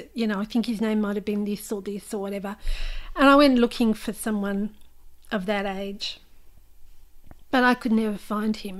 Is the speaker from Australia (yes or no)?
yes; Newcastle, New South Wales, Australia; I don't come from Victoria. I was born in New South Wales